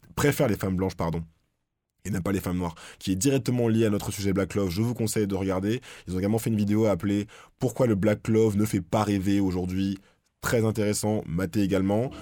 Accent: France; chez nous en France

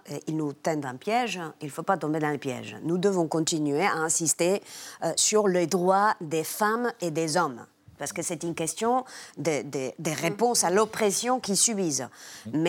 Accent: Spain; French is a second language; chez nous en Espagne

